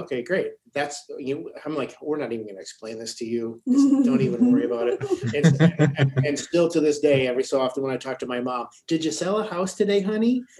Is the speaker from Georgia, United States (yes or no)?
no; Ohio, United States; also born or lived in Michigan / Phoenix, Arizona; now in Bellbrook, United States; I was born in Ohio. I lived in Michigan. I went to Michigan State. This is my backyard.